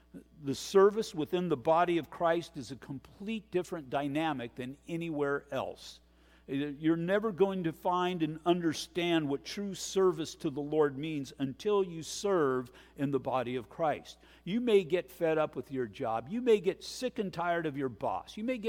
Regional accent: Oregon, United States; I'm from Oregon.

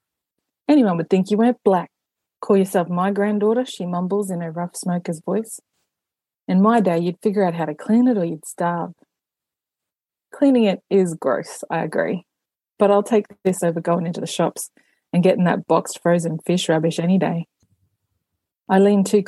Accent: Australia; accent: Aboriginal English; it's very much set in my hometown. It's in my community. It's our culture

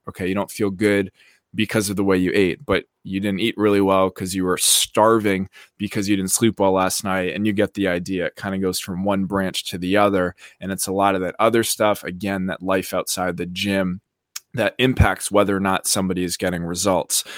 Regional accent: about an hour outside of Boston, Massachusetts, United States; moved away as an adult; also born or lived in South Beach, Florida; now in Miami Beach, United States; I grew up in Massachusetts, about an hour outside of Boston

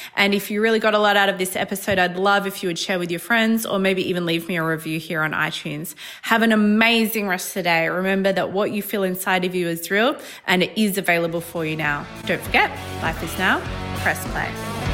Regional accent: Australia; I'm Australian

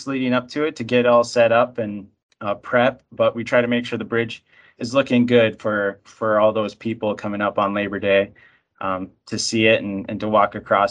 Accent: Iron Mountain, Michigan, United States; also born or lived in East Lansing, Michigan / Lansing, Michigan; I'm a native of the UP. I grew up in Iron Mountain, so over on the west side of the UP

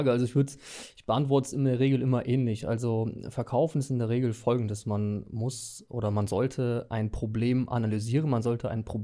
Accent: Düsseldorf, North Rhine-Westphalia, Germany; now in Mettmann, Germany; Ähm, Düsseldorf.

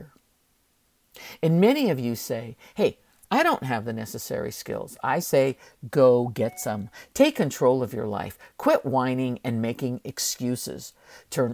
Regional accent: San Francisco, California, United States; we grew up very poor in San Francisco

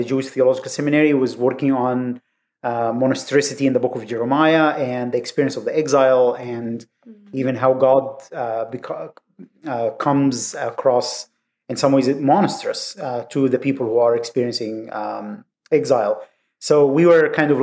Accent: Egypt; moved away; growing up in Egypt

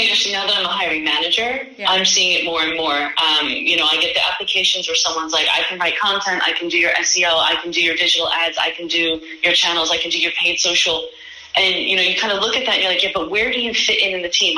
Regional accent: New York, United States; moved away as an adult; now in Copenhagen, Denmark; I'm originally from New York

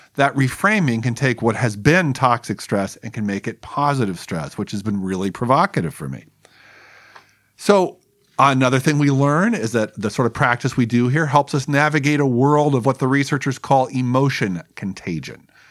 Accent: Los Angeles, California, United States; my hometown newspaper, the Los Angeles Times

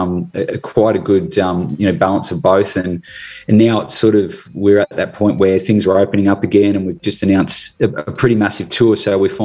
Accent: Tasmania, Australia; now in Gold Coast, Australia; Tassie's originally my home state, where I was born

